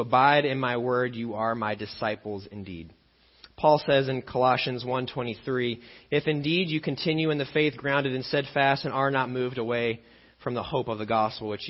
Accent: Illinois, United States; I grew up in Illinois

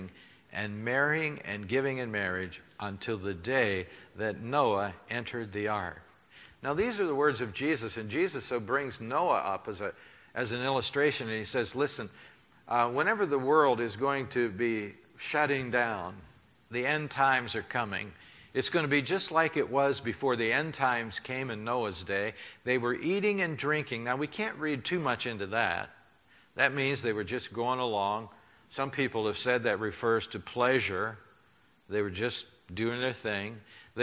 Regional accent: United States; I'm an American

